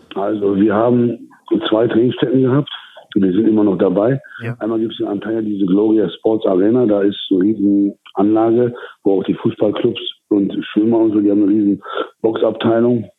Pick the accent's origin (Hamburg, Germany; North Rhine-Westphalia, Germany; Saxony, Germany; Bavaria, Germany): North Rhine-Westphalia, Germany; Duisburg; now in Turkey; wo ich groß geworden bin, aus Duisburg-Marxloh